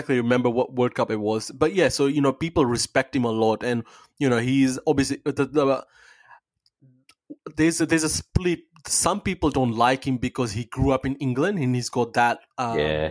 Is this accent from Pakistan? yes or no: yes; Pakistan; now in Australia; I'm from Pakistan.